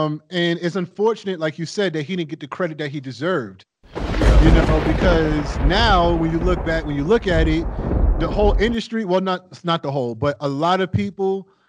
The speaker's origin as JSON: {"language": "English", "town": "New York City", "region": "New York", "country": "United States", "tie": "born or raised there", "said": "I grew up in New York City"}